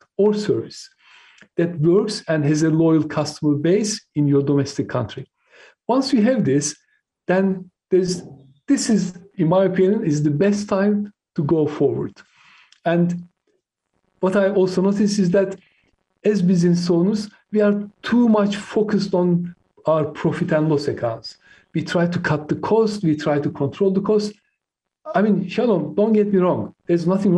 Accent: Turkey; born or raised there; first language Turkish; English is a second language; moved away as an adult; now in United Kingdom

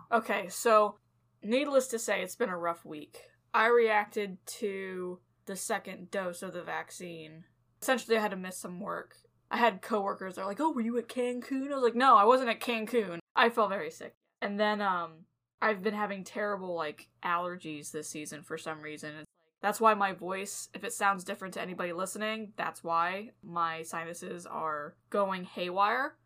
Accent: California, United States; born or raised there; moved away

